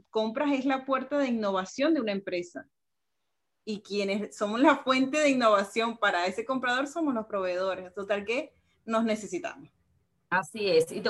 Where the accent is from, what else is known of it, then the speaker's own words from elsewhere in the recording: Caracas, Capital District, Venezuela; no, yo soy de Caracas